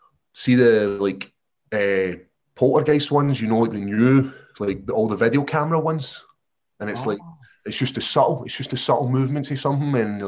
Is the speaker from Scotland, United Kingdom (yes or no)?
yes; Scotland, United Kingdom; it's pretty positive being Scottish.